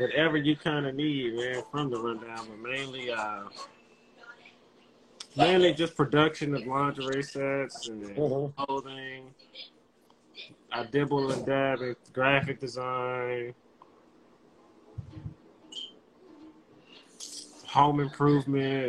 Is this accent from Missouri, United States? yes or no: no; Washington, District of Columbia, United States; Born and raised in the South. Elementary school, middle school, high school in the South.